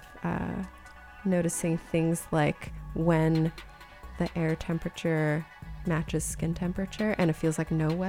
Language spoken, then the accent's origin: English; California, United States; the differences in the air from where I grew up in California